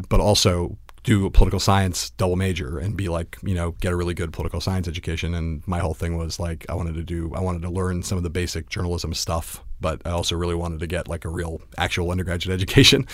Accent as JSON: {"language": "English", "town": "Los Angeles", "region": "California", "country": "United States", "tie": "born or raised there", "moved": "as an adult", "said": "I grew up in Los Angeles, California"}